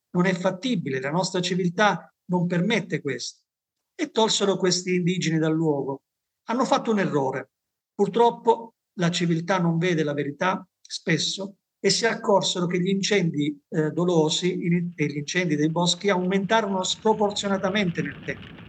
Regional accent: Basilicata, Italy

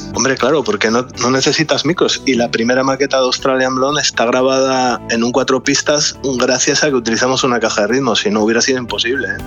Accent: Gijón, Asturias, Spain; De Gijón

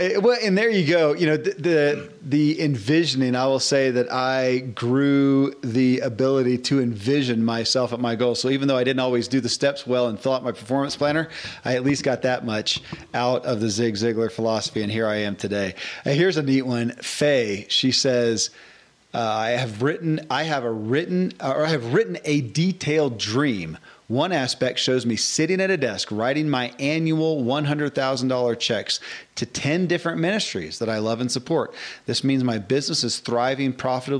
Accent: Bowling Green, Kentucky, United States; where I grew up in Bowling Green, Kentucky

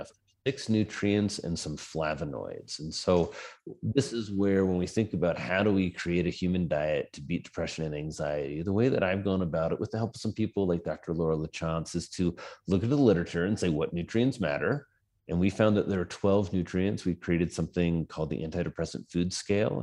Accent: Indiana, United States; moved away as an adult; also born or lived in New York City; now in Wyoming, United States; I come from Indiana, like I said. I was a farm boy

